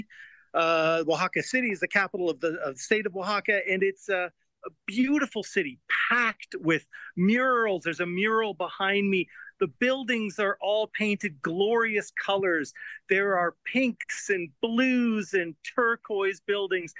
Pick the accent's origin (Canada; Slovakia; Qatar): Canada; I'm a Canadian, not a Mexican